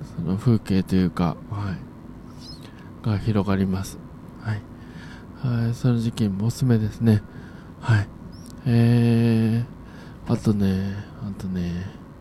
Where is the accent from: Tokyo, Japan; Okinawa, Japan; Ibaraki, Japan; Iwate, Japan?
Ibaraki, Japan; Hitachiota; 私、地元があ茨城県の日立太田というところなんですけれども